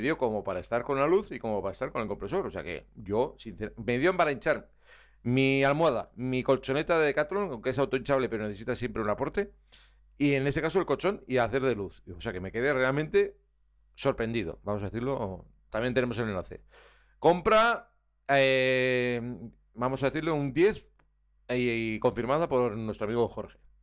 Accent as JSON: {"language": "Spanish", "region": "Navarre", "country": "Spain", "said": "soy navarro"}